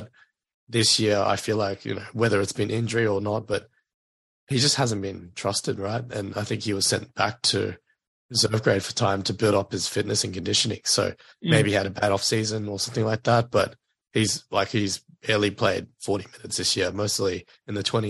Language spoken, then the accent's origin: English; Queensland, Australia; as a Queenslander